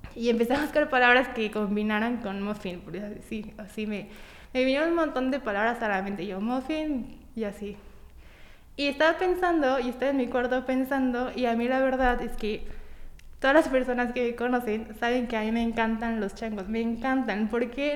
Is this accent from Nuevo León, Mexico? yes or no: no; Tampico, Tamaulipas, Mexico; now in Puebla, Mexico; soy de Tampico, Tamaulipas, pero ya tengo como 10 años viviendo en Puebla